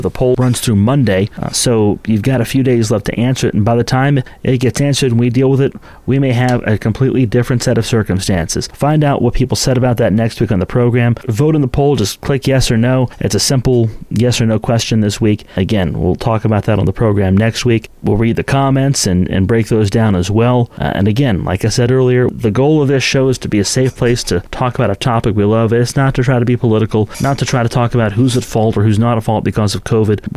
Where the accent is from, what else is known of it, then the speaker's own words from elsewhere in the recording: St. Marys, West Virginia, United States; growing up in St. Mary's, I'm a graduate of the class of 2003